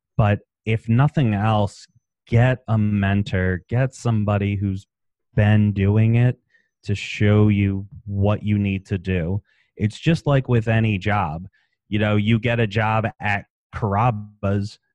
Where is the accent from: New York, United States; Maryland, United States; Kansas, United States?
Maryland, United States; moved away; also born or lived in West Palm Beach, Florida; I'm from Maryland originally